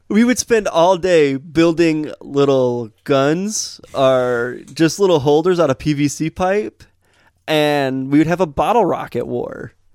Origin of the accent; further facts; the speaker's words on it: United States; where we grew up in Metamora and Montrose. We were out in the country